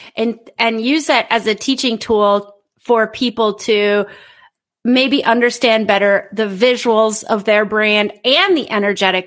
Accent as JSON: {"language": "English", "country": "United States", "moved": "as an adult", "said": "as an American who lives abroad"}